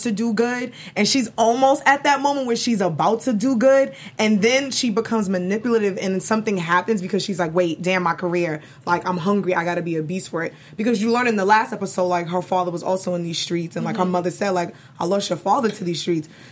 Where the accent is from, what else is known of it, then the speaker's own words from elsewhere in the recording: New York, United States; now in Burbank, United States; I'm such a New Yorker